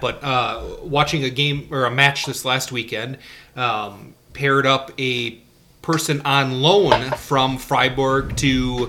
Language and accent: English; Wisconsin, United States; I'm from Wisconsin.